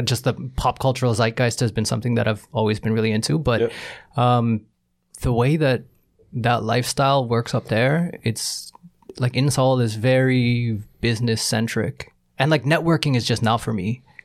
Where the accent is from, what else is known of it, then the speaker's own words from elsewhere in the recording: Toronto, Ontario, Canada; moved away as an adult; now in South Korea; I'm from Jane Weston. That's where I grew up. That's my neighborhood.